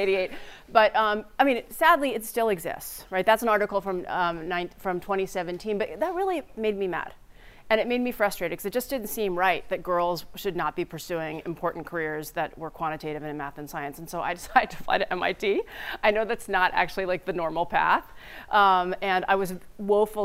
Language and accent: English; New Jersey, United States; also born or lived in Staten Island, New York; I moved to New Jersey